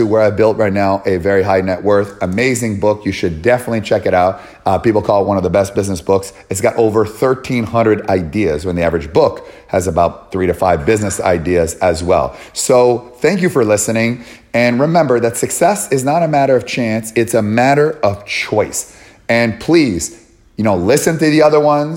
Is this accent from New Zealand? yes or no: no; Canada; moved away; I'm from Canada originally, I'm still Canadian, I got a U.S. passport too.